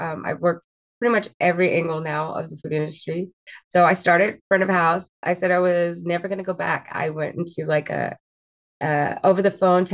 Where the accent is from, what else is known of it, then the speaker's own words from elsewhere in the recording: Fresno, California, United States; I am from Fresno, California. I've been here my entire life